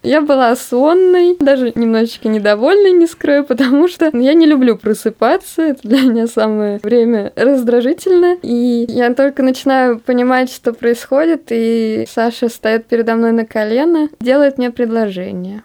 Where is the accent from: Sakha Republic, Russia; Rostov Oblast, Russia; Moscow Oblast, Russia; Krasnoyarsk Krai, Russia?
Moscow Oblast, Russia; Dubna; Мы два программиста из замечательного города Наукограда Дубна.